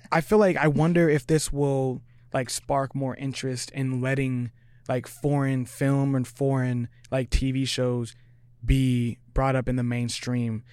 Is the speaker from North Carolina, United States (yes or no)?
no; Tri-Cities, Washington, United States; moved away as an adult; now in Seattle, United States; I'm from Tri-Cities